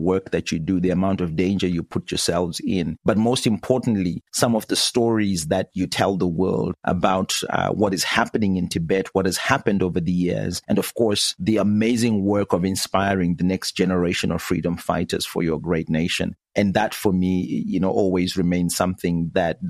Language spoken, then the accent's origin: English; Zimbabwe; I'm from Zimbabwe